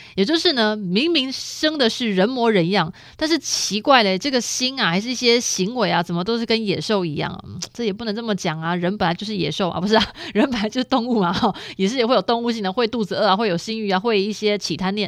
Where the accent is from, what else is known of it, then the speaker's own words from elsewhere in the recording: Taiwan; 我们的台湾人